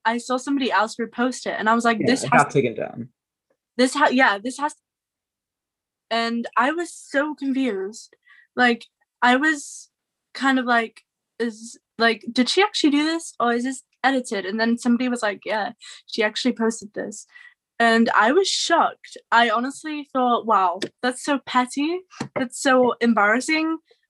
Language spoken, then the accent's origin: English; Wales, United Kingdom; I'm from Britain. I'm still in Britain.